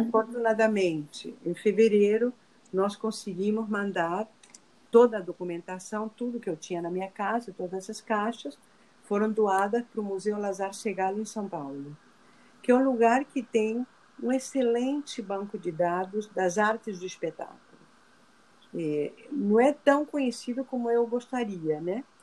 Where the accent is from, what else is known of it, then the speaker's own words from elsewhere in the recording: Argentina; now in Rio de Janeiro, Brazil; Eu sou argentina